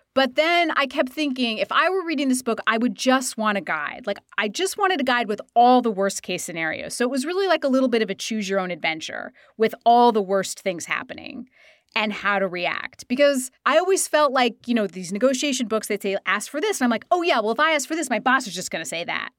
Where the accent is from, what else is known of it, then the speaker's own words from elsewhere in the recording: Idaho, United States; I am from Idaho